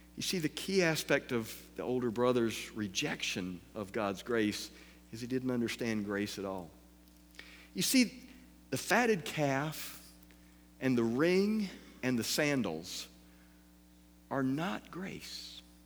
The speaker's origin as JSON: {"language": "English", "region": "the South", "country": "United States", "said": "I'm from the South"}